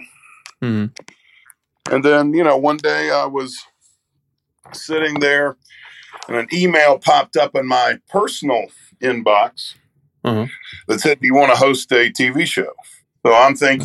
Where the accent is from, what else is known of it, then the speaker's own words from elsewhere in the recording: United States; Growing up in the Great Smoky Mountains